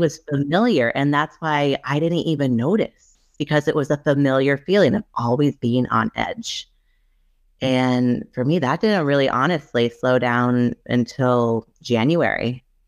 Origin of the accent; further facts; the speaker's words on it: Rhode Island, United States; I'm from Rhode Island